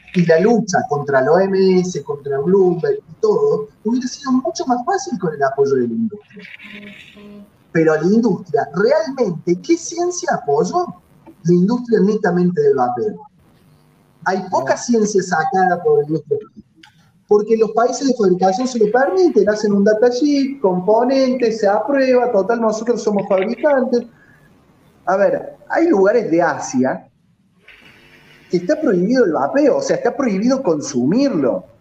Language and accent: Spanish; Córdoba, Argentina; En Córdoba, eh, como cordobés